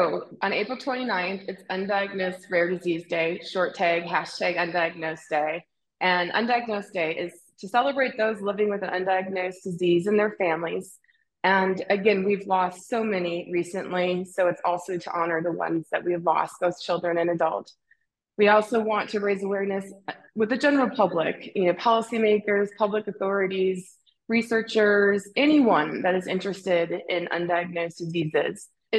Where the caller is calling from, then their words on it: Salt Lake City, Utah, United States; I'm calling you from Salt Lake City and Utah. We've been here since 2013.